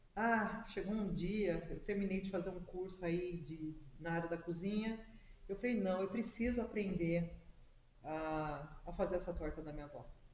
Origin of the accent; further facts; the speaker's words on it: Serra Negra, São Paulo, Brazil; moved away; Eu sou natural da cidade de Serra Negra